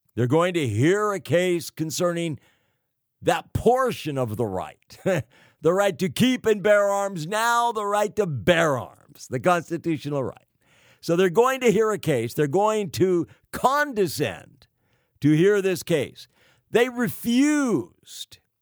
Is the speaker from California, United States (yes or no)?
yes; California, United States; California. the Golden State, my home state